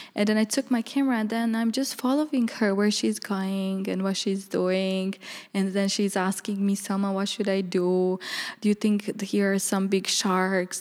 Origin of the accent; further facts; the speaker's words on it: Bihać, Federation of Bosnia and Herzegovina, Bosnia & Herzegovina; moved away as an adult; also born or lived in Banja Luka, Bosnia / New York, United States; now in Amsterdam, Netherlands; originally I'm from Bosnia, in a small town called Bihac, from the village Różyca. It's Roma village. And, uh, I grew up basically there